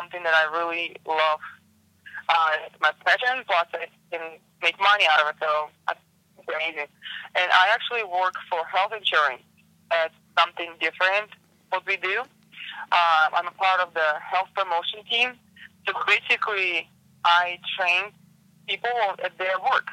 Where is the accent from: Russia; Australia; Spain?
Russia; Siberia; English is a second language; moved away as an adult; now in Virginia, United States; I grew up in Siberia, so kind of rough environment